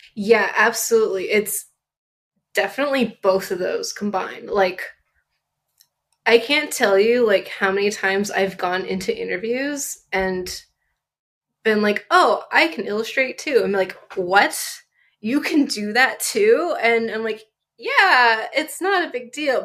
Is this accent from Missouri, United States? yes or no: no; Southern California, United States; I grew up in Southern California